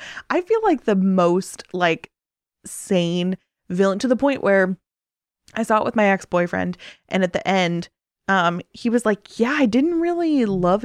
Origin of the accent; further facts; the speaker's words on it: United States; we as an American people